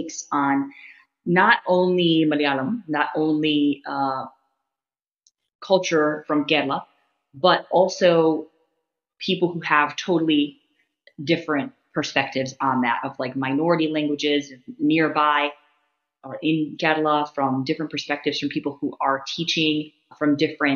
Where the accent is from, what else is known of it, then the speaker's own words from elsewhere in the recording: United States; as an American